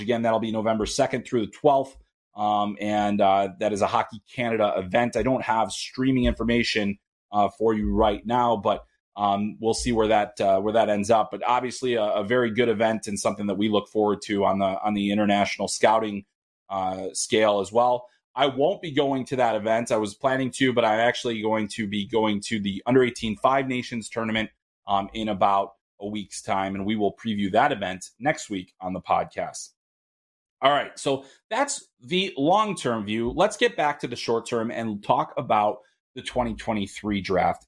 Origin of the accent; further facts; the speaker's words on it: Minnesota, United States; we are very insular in Minnesota, 'cause I'm Minnesotan